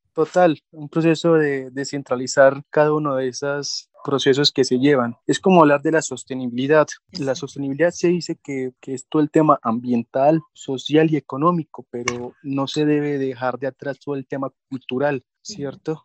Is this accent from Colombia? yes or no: yes; Colombia; Colombia es un país afortunado por todo. Somos ricos en biodiversidad